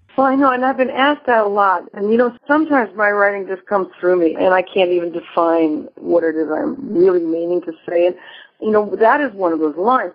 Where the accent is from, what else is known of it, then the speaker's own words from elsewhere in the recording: Marquette, Michigan, United States; also born or lived in Iowa / Libertyville, Illinois; now in Madison, United States; I was born in Iowa, lived outside of Chicago in Libertyville for four years, and then junior high and high school I spent up on the Upper Peninsula in Marquette, Michigan, which I consider really my where my heart lies, my real home.